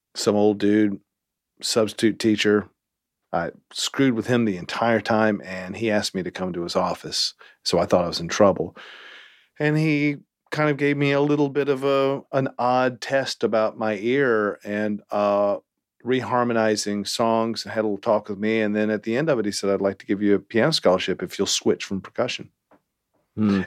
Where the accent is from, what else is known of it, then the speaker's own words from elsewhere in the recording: Winston-Salem, North Carolina, United States; also born or lived in Greensboro, North Carolina; I'm from North Carolina